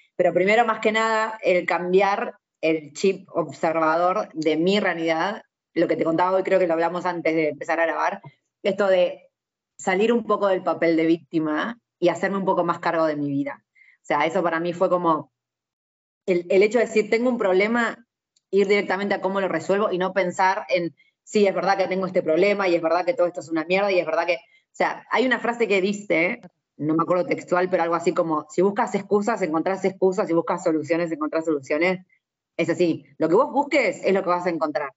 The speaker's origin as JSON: {"language": "Spanish", "country": "Argentina", "said": "nosotros lo que nos pasa en Argentina es eso, que somos una mezcla"}